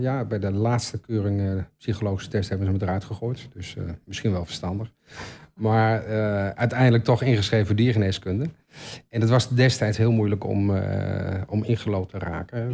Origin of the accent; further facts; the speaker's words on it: Albergen, Overijssel, Netherlands; also born or lived in Utrecht / Brabant; now in Almelo, Netherlands; Maar ik ben geboren in Utrecht, ehm, getogen in Albergen